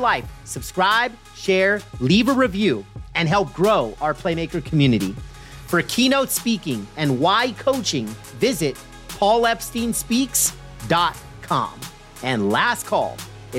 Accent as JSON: {"language": "English", "region": "California", "country": "United States", "said": "I'm from California"}